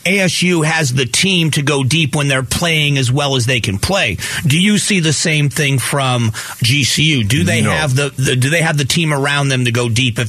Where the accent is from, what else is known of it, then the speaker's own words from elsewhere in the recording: Fort Myers, Florida, United States; now in Arizona, United States; It was FGCU, my hometown.